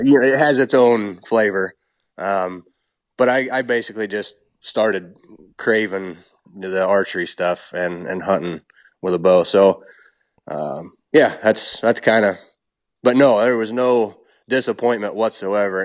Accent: Illinois, United States; I was born and raised on farm in Illinois

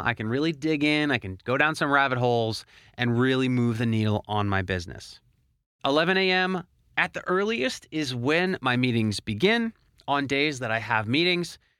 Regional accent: Philadelphia, Pennsylvania, United States; moved away as an adult; now in Miami, United States; I actually moved away from my hometown of Philadelphia to Miami, Florida

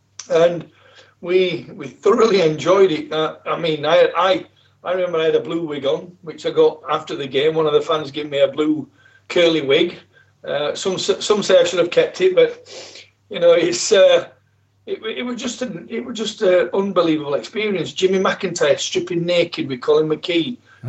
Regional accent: Yorkshire and the Humber, United Kingdom; I'm from South Yorkshire.

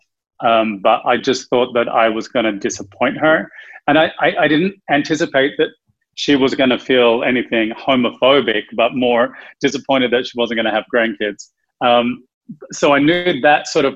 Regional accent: Australia; moved away as an adult; now in Los Angeles, United States; I'm originally from Australia

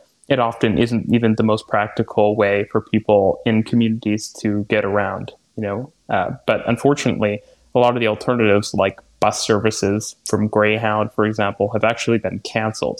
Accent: Vancouver, British Columbia, Canada; also born or lived in Toronto; now in Montreal, Canada; I grew up in Vancouver.

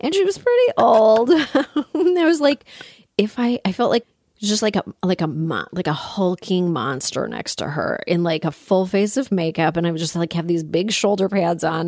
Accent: Toronto, Ontario, Canada; I grew up in Toronto.

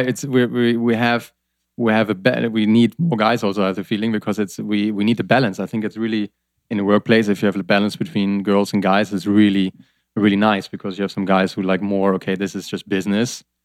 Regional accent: Germany; I'm from Germany

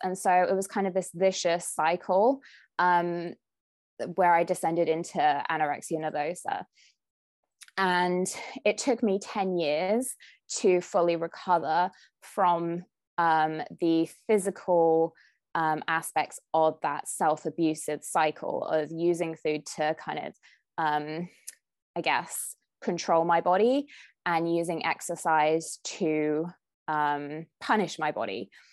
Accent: United Kingdom; moved away as an adult; now in California, United States; I'm a Brit with fair skin

